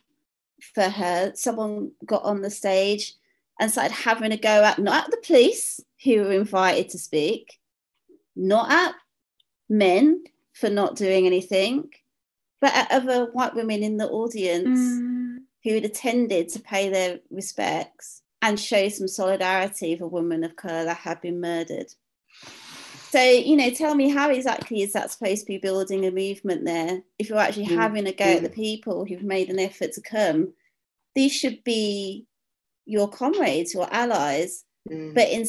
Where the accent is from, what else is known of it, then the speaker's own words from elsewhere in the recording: Midlands, United Kingdom; suburban woman up in the Midlands, like in my hometown